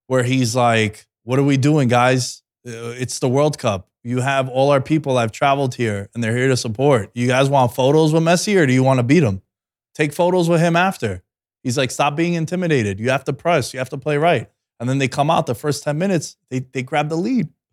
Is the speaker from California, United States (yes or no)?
no; New York City, New York, United States; growing up in Queens, when you walk down Steinway Streets